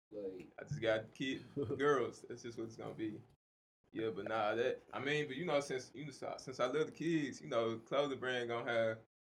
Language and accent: English; Houston, Texas, United States; I'm from South Park.